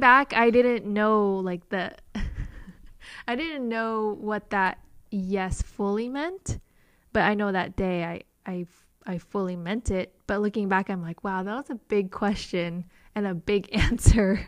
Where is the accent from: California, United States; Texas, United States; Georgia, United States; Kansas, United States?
California, United States; Modesto; also born or lived in Canada; I grew up in Modesto, California. So, Central Valley